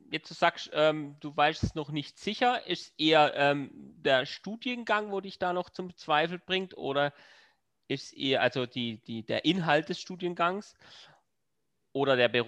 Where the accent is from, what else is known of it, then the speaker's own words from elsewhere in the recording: Freiburg, Baden-Württemberg, Germany; Auch das ähm, freut mich als Freiburger sehr.